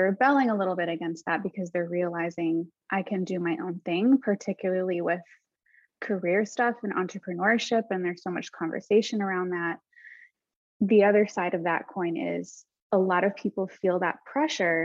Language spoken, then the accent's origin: English; United States; I'm Arab American, was born in the States